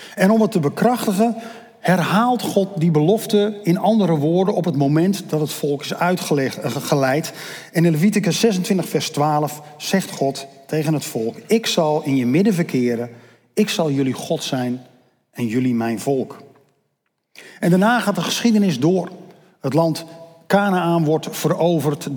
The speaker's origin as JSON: {"language": "Dutch", "country": "Netherlands", "tie": "born or raised there", "said": "ik ben Nederlander omdat ik hier toevallig geboren ben"}